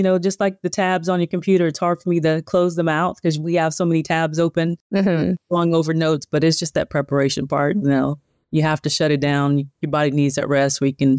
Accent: the South, United States; I'm from the South.

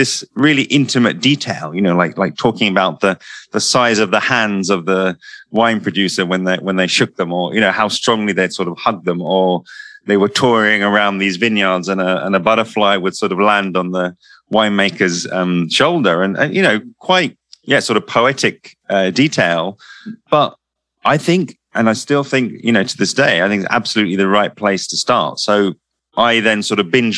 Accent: London, United Kingdom; I'm from London

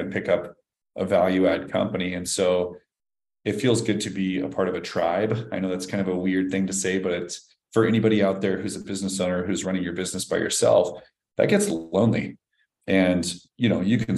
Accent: Nebraska, United States; moved away; I grew up in Nebraska, and you know, my dad and I finished off basements

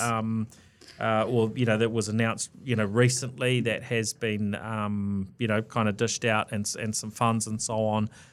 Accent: New Zealand; being a Kiwi

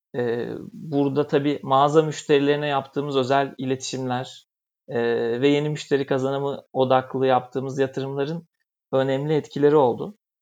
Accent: Bursa, Turkey; moved away as an adult; now in Istanbul, Turkey; normalde Bursalıyım.

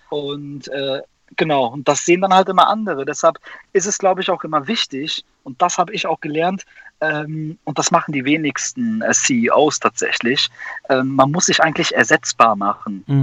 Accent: Neunkirchen, North Rhine-Westphalia, Germany; in Neunkirchen, da wo ich herkomme, ländlich. Neunkirchen, Siegen, Nordrhein-Westfalen.

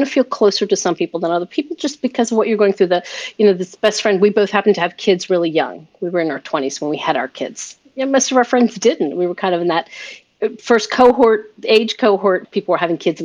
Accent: York, Pennsylvania, United States; I'm from a place called York, Pennsylvania.

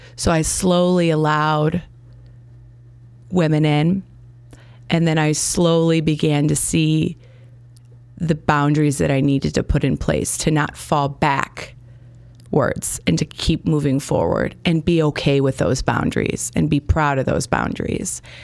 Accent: Gurnee, Illinois, United States; also born or lived in Chicago; I grew up in Gurnee, Illinois. I was born in Chicago.

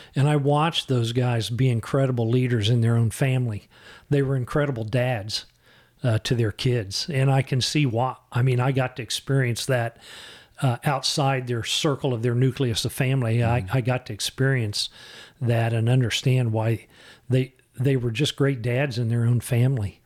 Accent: Shawnee, Kansas, United States; also born or lived in Oak Forest; I had an opportunity to move back to my hometown, and I took

